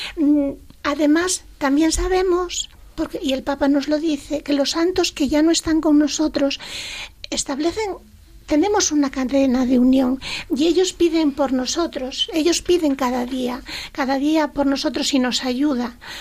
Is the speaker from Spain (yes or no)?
yes; Asturias, Spain; accent: Asturian; ahora mi acento más asturiano que antes